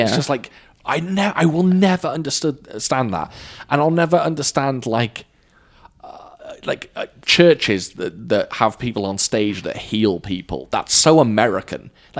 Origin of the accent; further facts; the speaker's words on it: Wales, United Kingdom; I'm Welsh. I'm from Wales. I don't necessarily have a Welsh accent. So I'm not English, so I'm not going to say I have an English accent.